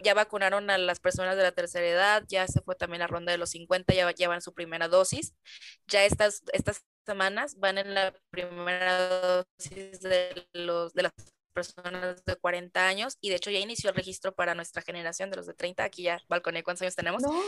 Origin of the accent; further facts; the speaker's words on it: Mexico; como mexicanos, este, extrañamos mucho ese contacto físico